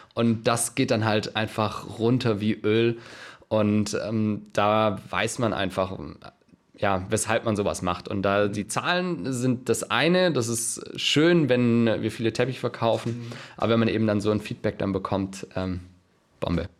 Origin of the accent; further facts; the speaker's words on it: Stuttgart, Baden-Württemberg, Germany; now in Kiel, Germany; ich äh, komme gar nicht aus Kiel, also ich komme aus Stuttgart